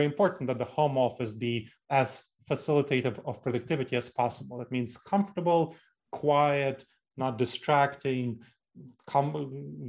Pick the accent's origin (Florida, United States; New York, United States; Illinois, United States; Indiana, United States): New York, United States; New York City; moved away as an adult; now in Columbus, United States; I grew up in New York City. So New York City is kind of the hometown for me